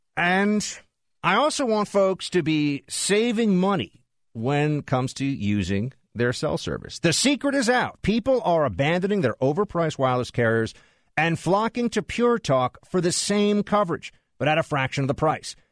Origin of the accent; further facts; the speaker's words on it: New York City, New York, United States; a New Yorker, born and raised in New York City